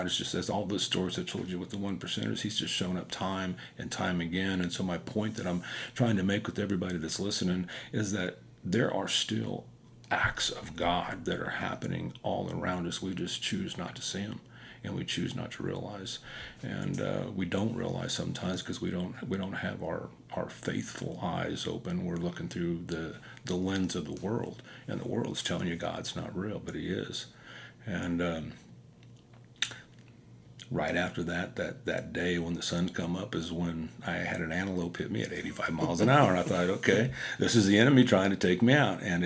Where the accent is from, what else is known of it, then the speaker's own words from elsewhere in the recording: Wyandotte County, Kansas, United States; I'm from Wyandotte County, so I'm a little bit slow